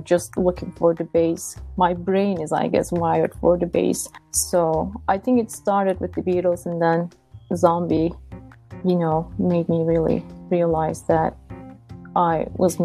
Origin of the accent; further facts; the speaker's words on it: Istanbul, Turkey; English is a second language; moved away; also born or lived in Ithaca, New York; I'm originally from Istanbul, Turkey